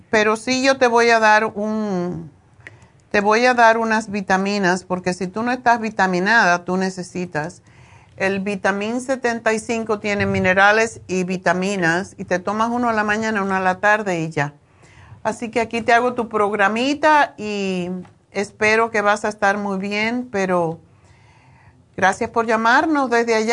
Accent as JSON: {"language": "Spanish", "country": "Mexico", "said": "Yo soy mexicana."}